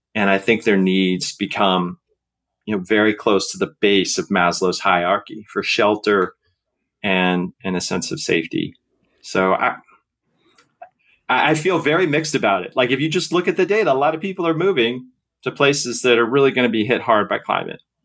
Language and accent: English; Seattle, Washington, United States; when I was a kid growing up in Seattle